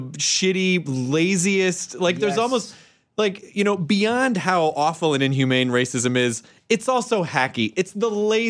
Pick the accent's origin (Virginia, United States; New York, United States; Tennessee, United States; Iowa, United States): Tennessee, United States; Yes. Yeah, I know, but I'm from Tennessee and it's fun.